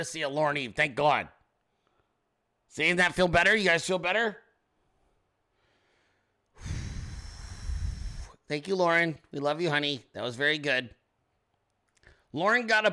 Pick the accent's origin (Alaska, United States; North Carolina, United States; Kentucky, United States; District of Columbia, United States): Alaska, United States; moved away; I was born in Alaska, okay? My family's all from there.